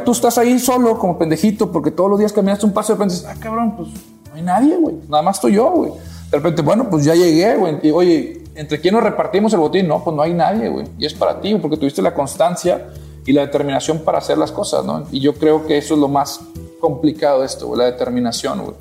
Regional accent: Matamoros, Tamaulipas, Mexico; moved away as an adult; now in Monterrey, Mexico

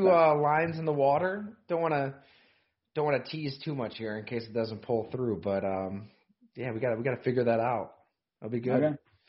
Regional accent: Ellicottville, New York, United States; I'm from Ellicottville.

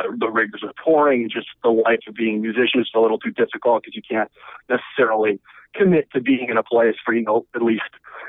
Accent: Chicago, Illinois, United States; now in Brooklyn, United States; I'm in Brooklyn. Yeah, I got 6-3. I'm from Chicago, but I've been living in New York for a couple of years now.

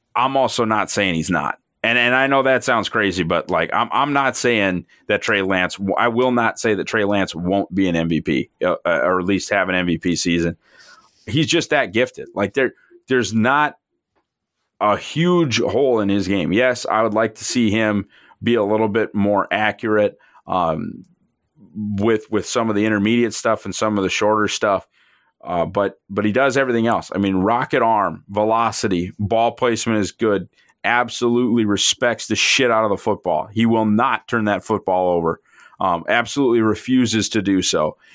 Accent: Fargo, North Dakota, United States; I'm from Fargo

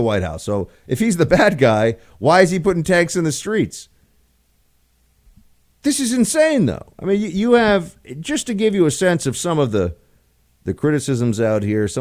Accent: New York City, New York, United States; moved away as an adult; now in Washington, D.C., United States; I grew up in Manhattan.

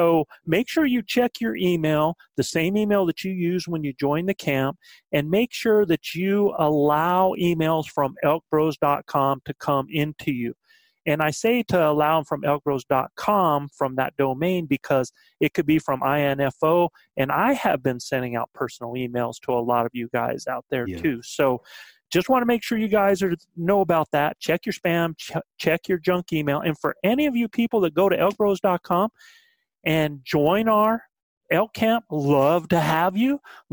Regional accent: South Carolina, United States; I'm from South Carolina

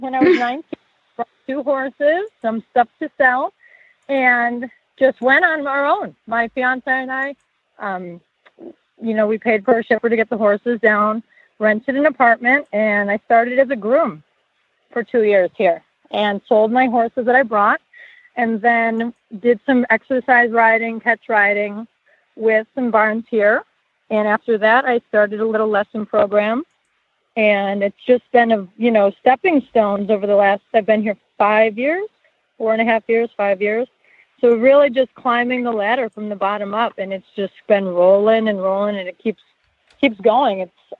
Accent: Buffalo, New York, United States; I'm actually from Buffalo, New York.

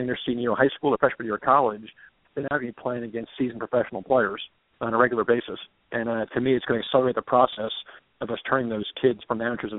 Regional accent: New York, United States; moved away as an adult; also born or lived in Evansville, Indiana; now in Kansas City, United States; I'm born and raised in New York. I was 24 years old.

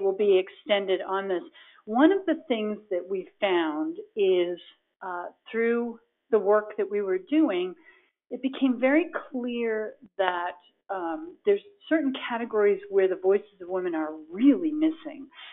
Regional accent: Boston, Massachusetts, United States; I grew up in the Boston area

